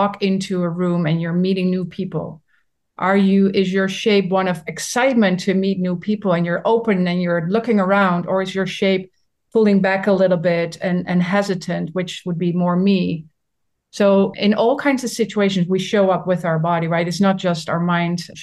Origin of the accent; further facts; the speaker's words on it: Netherlands; I'm from the Netherlands